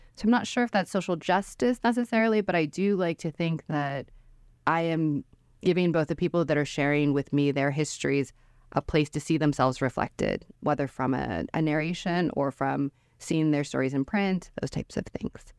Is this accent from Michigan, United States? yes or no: yes; Detroit, Michigan, United States; moved away as an adult; I'd grown up in Metro Detroit as a Korean adopted person.